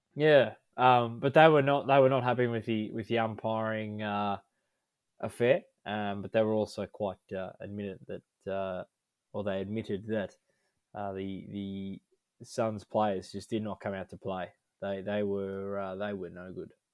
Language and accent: English; Melbourne, Victoria, Australia; we're all born in Melbourne